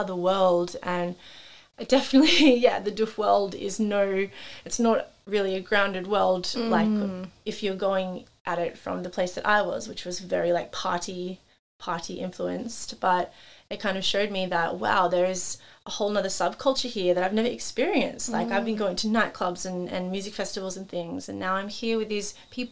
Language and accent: English; Central Coast, New South Wales, Australia; moved away as an adult; I grew up obviously on the Central Coast